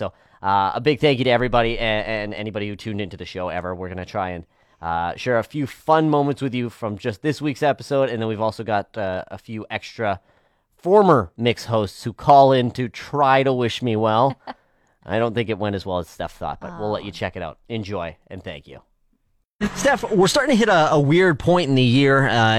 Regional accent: Saskatchewan, Canada; moved away as an adult; now in Fort McMurray, Canada; I mean, I'm from Saskatchewan.

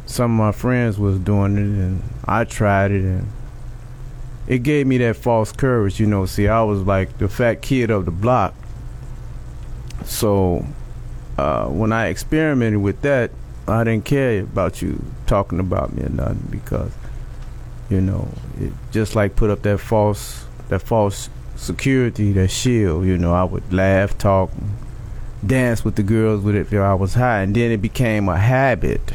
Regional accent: Chicago, Illinois, United States; I'm from Chicago, Illinois, mm-hmm. Uh, the West Side, pretty rough area uh, with gangs, uh, drugs, violence, and prostitution, gambling, and things like that. Mm-hmm. And I was the only child, so basically I grew up in the streets

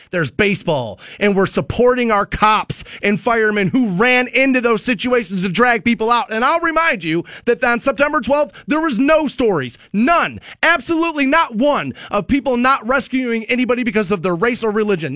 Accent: United States

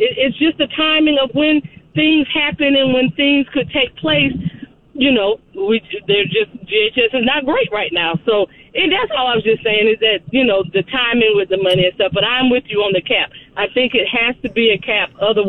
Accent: Gainesville, Florida, United States; I'm born and raised in Gainesville

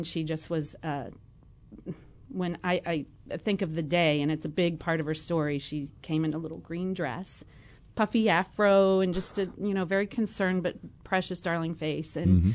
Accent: Morgantown, West Virginia, United States; also born or lived in Mahomet, Illinois; now in Champaign, United States; I grew up in Morgantown, West Virginia

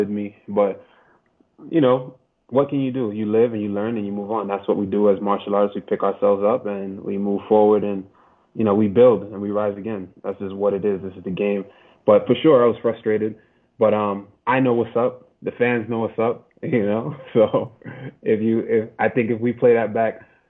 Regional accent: New York, United States; I'm from New York. I'm from New York, bro. I'm from big city

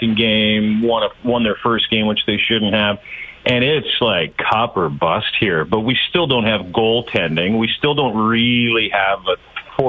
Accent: St. Paul, Alberta, Canada; I grew up in Alberta, St. Paul

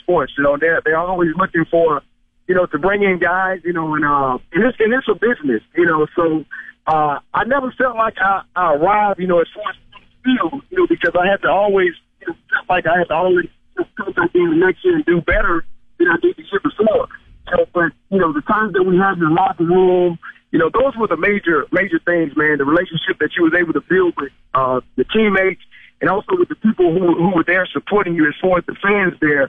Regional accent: Mississippi, United States; also born or lived in Saskatchewan; now in Greenville, United States; I'm living in Greenfield, Mississippi, back in my hometown.

